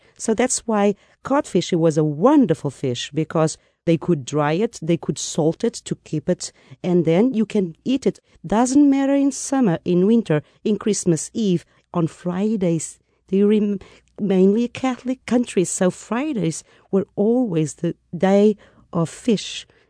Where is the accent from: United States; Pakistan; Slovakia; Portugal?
Portugal; Lisbon; the south, the main city, Lisbon.